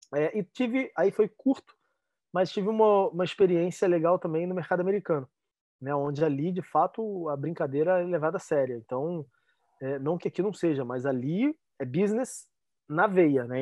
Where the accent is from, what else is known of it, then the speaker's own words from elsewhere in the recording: Rio de Janeiro, Brazil; ainda mais sendo carioca